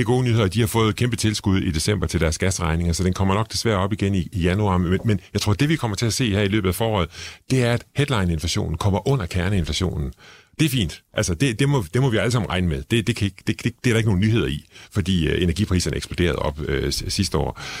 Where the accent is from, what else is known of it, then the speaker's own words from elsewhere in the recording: Struer, Central Denmark Region, Denmark; jeg kommer fra Struer